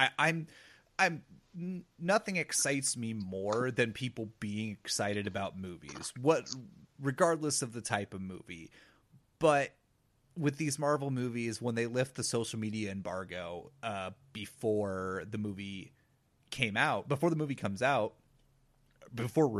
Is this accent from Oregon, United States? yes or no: yes; St. Helens, Oregon, United States; moved away as an adult; also born or lived in Ellensburg, Washington; I'm from St. Helens, Oregon, where the biggest event is the Columbia County Fair and Rodeo